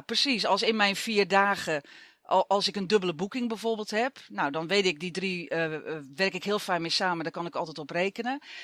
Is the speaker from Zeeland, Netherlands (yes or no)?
yes; Zeeland, Netherlands; moved away; ik kom oorspronkelijk uit Zeeland